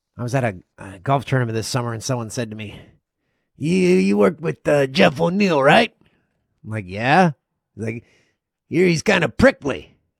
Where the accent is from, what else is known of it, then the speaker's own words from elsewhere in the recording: Ontario, Canada; It's an old, uh, chain of gas stations that used to operate in Ontario. I worked at one on a lonely stretch of highway in my hometown.